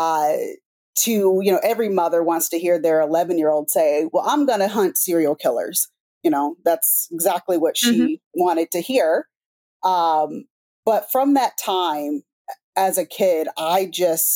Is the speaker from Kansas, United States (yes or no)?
yes; Topeka, Kansas, United States; growing up in Topeka, Kansas, it's kind of rural